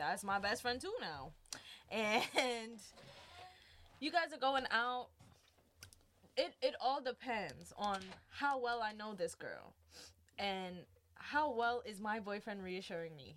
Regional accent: New York City, New York, United States; I'm from Brooklyn, New mm-hmm. York, mm-hmm. East Flatbush

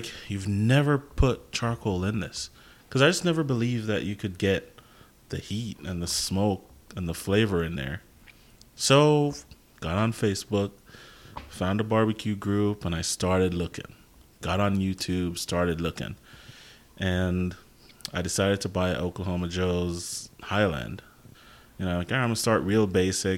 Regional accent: Jamaica; moved away; I'm Jamaican, grew up in Jamaica, so I grew up watching people make jerk chicken

